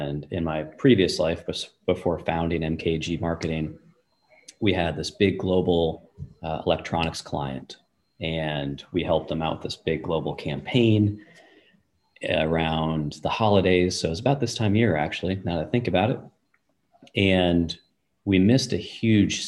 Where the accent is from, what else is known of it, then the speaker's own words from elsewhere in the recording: United States; I grew up here in the United States